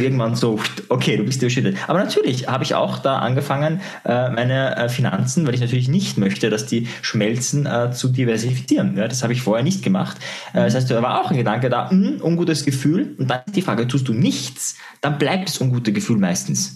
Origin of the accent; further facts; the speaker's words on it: Austria; bei uns in Österreich